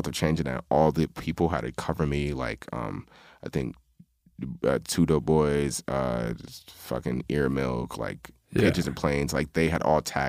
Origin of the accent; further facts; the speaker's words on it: East Coast, United States; Nah, I'm from East Coast.